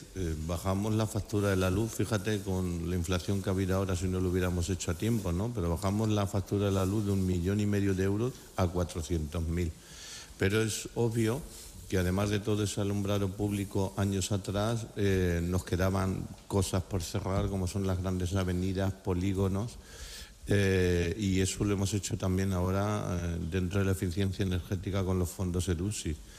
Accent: Valdepeñas, Castilla-La Mancha, Spain; mi pueblo

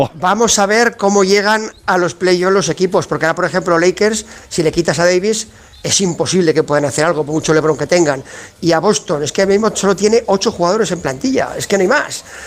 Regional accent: Teruel, Aragon, Spain; also born or lived in Jerez de la Frontera; mi pueblo

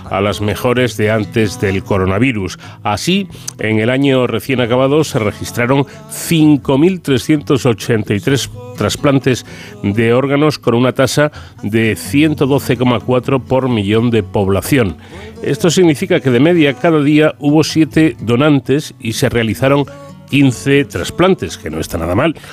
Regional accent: Spain; lo generosos que somos los españoles

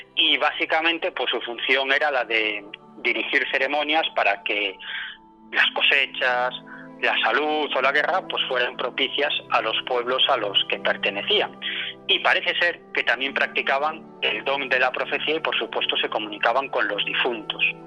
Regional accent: Galicia, Spain; moved away; vengo de, de mi tierra, de Galicia

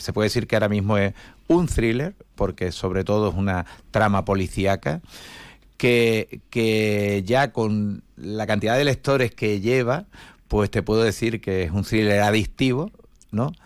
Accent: Algeciras, Andalusia, Spain; moved away as an adult; now in Seville, Spain; Yo soy nacido en Algeciras en el año 62, tengo 61 años

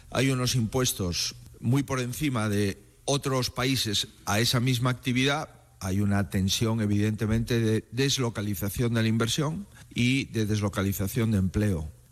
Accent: Spain; Somos los españoles los dueños de las empresas españolas.

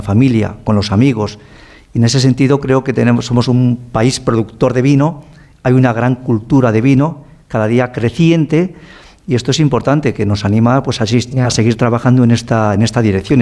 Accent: Ribera del Duero, Castile and León, Spain; Yo nací en la Ribera del Duero

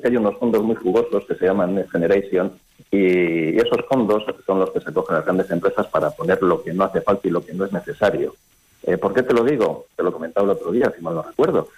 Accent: Barruelo de Santullán, Castile and León, Spain

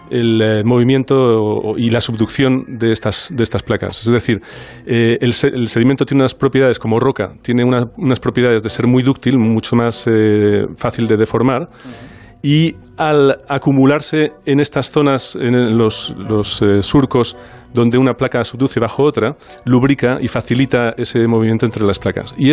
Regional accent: Barcelona, Catalonia, Spain

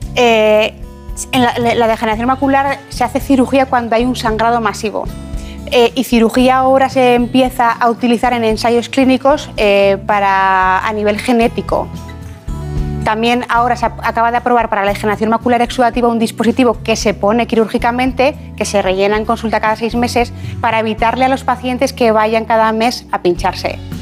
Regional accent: Ejea de los Caballeros, Aragon, Spain; also born or lived in Zaragoza; Pues yo nací en Zaragoza, pero soy de un pueblo que se llama Ejea de los Caballeros.

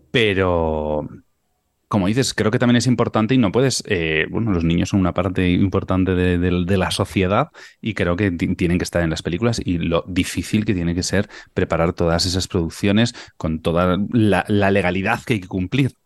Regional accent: Tafalla, Navarre, Spain; moved away; sigo en mi tierra porque de Tafalla, como yo

